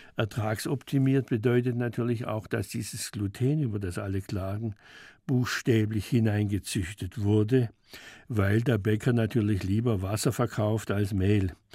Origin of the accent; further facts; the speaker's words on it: Schwäbisch Gmünd, Baden-Württemberg, Germany; moved away as an adult; now in Stuttgart, Germany; in Schwäbisch Gmünd war das, da war ich 18 Jahre lang in meinem Heimatort